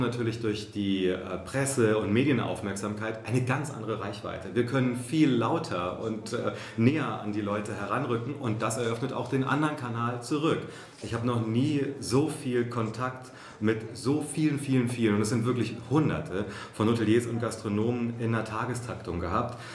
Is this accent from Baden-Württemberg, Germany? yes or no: no; Hesse, Germany; moved away as an adult; also born or lived in Berlin; ich mal zurück in meine Heimat nach Hessen gehe